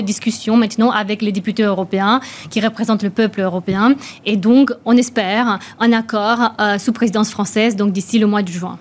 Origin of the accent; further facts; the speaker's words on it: Romania; moved away; je suis née en Roumanie, donc j'ai connu le, communisme